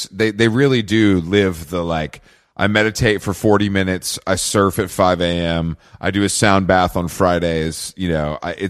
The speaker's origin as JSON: {"language": "English", "town": "Atlanta", "region": "Georgia", "country": "United States", "said": "I'm from Atlanta"}